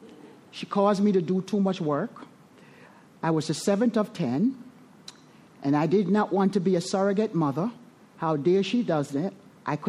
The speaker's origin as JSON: {"language": "English", "country": "Jamaica", "tie": "born or raised there", "moved": "yes", "said": "I was born in the Caribbean, Jamaica. Resentful at the country that I was born"}